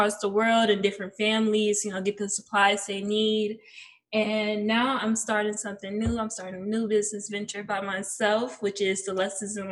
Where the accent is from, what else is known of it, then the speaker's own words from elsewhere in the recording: Cleveland, Ohio, United States; I'm from Cleveland, Ohio, born and raised